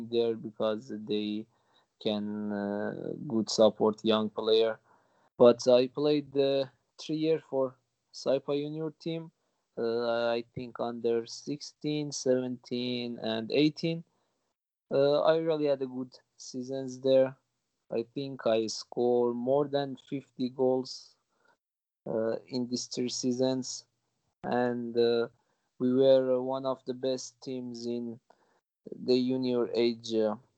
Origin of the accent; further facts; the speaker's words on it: Gilan-e-Gharb, Kermanshah Province, Iran; English is a second language; moved away; I was born in Gilan-e-Gharb. Gilan-e-Gharb is one of the cities of Kermanshah province. It's a small town, a small and beautiful town with lovely people. My family still lives there. We speak Kurdish there